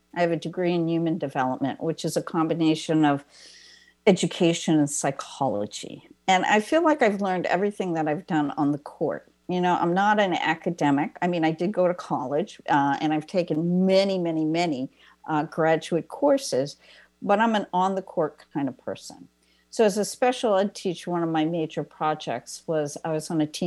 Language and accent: English; East Coast, United States; I'm from the East Coast